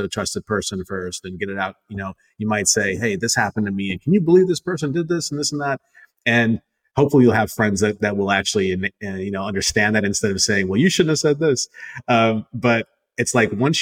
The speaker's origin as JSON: {"language": "English", "country": "United States", "tie": "born or raised there", "said": "I'm Indian American. I was born and raised here, but like my parents from India"}